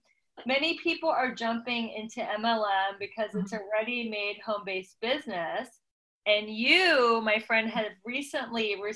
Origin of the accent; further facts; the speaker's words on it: Midwest, United States; I'm old fashioned from the Midwest